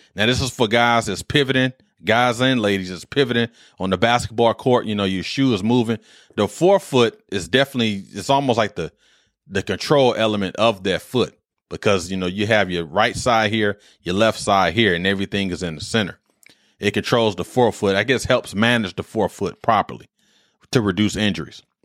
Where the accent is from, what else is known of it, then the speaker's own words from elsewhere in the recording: Detroit, Michigan, United States; I'm from Detroit